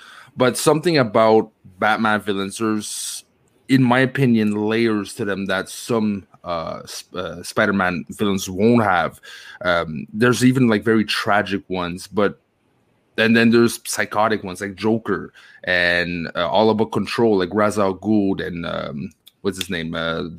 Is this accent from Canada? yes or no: yes; Canada; I'm Canadian.